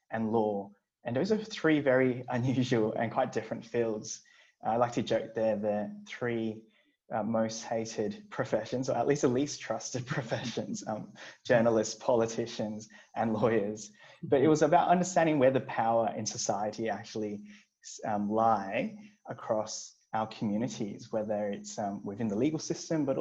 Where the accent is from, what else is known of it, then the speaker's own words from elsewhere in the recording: Brisbane, Queensland, Australia; also born or lived in Hong Kong; I grew up in Brisbane